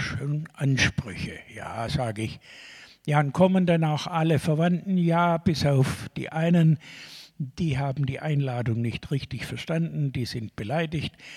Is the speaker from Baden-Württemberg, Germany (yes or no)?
yes; Stuttgart, Baden-Württemberg, Germany; Ich komme doch aus Stuttgart.